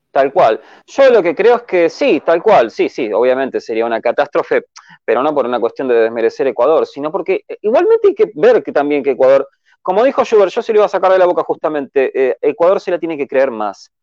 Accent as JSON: {"language": "Spanish", "country": "Argentina", "said": "soy argentino"}